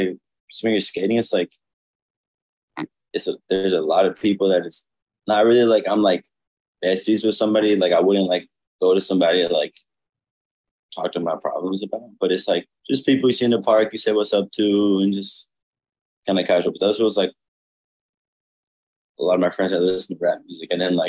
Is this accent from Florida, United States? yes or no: yes; Miami, Florida, United States; But Miami honestly heavily influenced like everything I do. I love Miami.